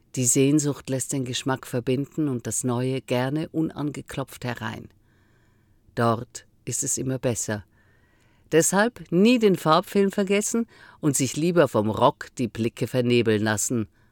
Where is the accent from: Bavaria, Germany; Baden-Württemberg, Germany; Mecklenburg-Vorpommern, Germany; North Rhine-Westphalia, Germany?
Baden-Württemberg, Germany; Northern Black Forest; ich bin in einer Kleinstadt im Nordschwarzwald aufgewachsen.